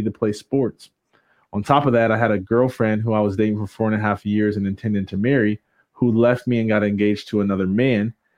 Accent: Jackson, Michigan, United States; I grew up in Jackson, Michigan.

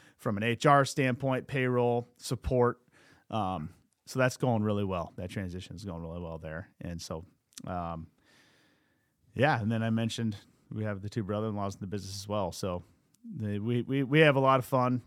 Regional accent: Cedar Rapids, Iowa, United States; I was born in Cedar Rapids, but, you know, I am, I have some Iowa City blood in me. From eighty-eight to ninety-three, so I was, what, three to seven years old, we lived in Iowa City

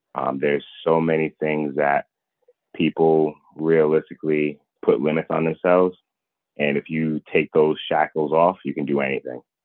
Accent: Providence, Rhode Island, United States; I'm from well from Providence, Rhode Island

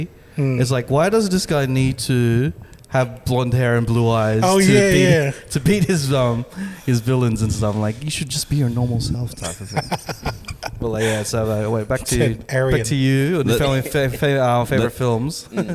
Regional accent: Philippines; Hey, as a Filipino, calf muscles is a thing.

